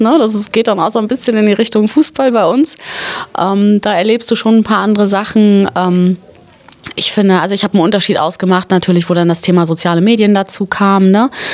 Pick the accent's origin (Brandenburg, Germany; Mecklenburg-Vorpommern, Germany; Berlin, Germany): Mecklenburg-Vorpommern, Germany; Schwerin; ich komme ursprünglich aus Mecklenburg-Vorpommern